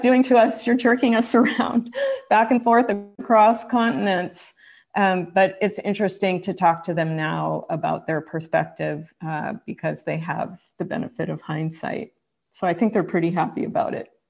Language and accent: English; United States; I still identify first as an American